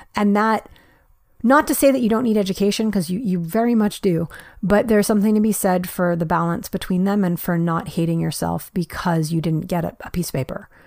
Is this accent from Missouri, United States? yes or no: no; New York, United States; I was actually born and raised in New York